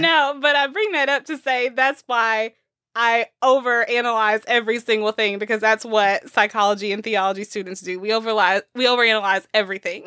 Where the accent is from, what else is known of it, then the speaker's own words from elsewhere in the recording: Texas, United States; we're from the South. We're from Texas, from the Bible Belt.